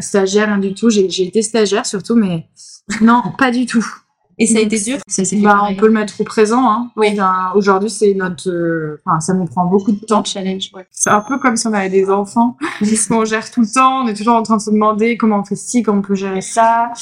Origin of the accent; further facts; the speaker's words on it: Grenoble, Auvergne-Rhône-Alpes, France; moved away as an adult; now in Marseille, France; j'étais de Grenoble